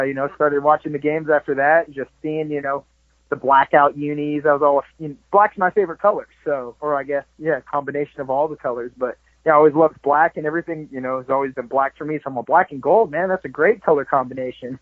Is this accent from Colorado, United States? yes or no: no; Southern California, United States; moved away as an adult; also born or lived in Florida / Hattiesburg, Mississippi / Denmark; I grew up in a small surf town, you know, of course, small in Southern California